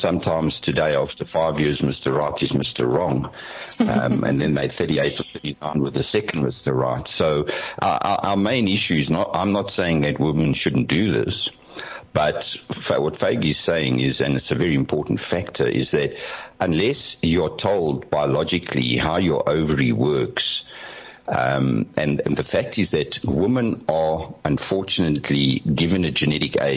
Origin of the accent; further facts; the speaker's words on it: Benoni, Gauteng, South Africa; when I grew up in Benoni, my mother had a half-day job